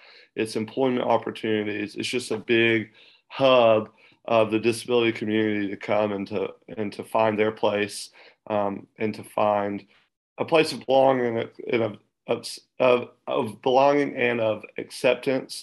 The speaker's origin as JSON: {"language": "English", "town": "Athens", "region": "Georgia", "country": "United States", "tie": "born or raised there", "said": "I grew up in Athens, the north end of town"}